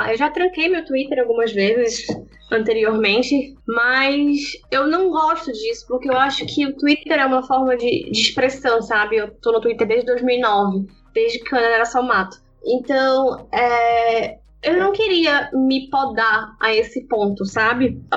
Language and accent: Portuguese; Belém, Pará, Brazil; Eu tenho 25 anos, sou de Belém do Pará e eu sou acadêmica de medicina